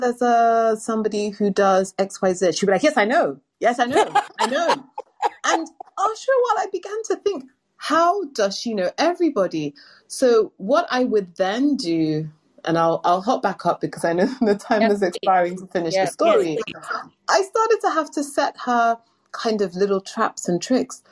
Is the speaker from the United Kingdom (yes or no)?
yes; London, United Kingdom; London, England.